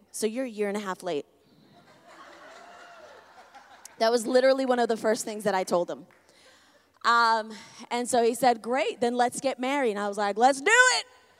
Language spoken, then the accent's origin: English; Connecticut, United States; Where are you from? Well, Connecticut.